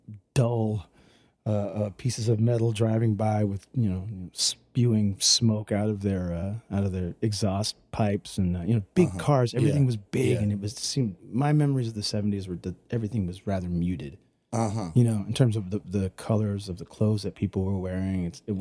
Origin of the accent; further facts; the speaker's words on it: Richmond, California, United States; So I grew up in the San Francisco Bay Area. I was born in a town called Richmond, and it also borders an even smaller town called San Pablo